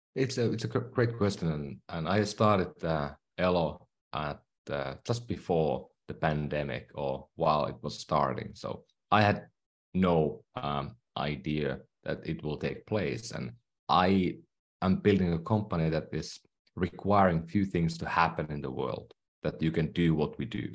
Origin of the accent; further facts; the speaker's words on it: Finland; English is a second language; moved away; I'm from Finland, so that's why I speak maybe funny at times. I still have a accent.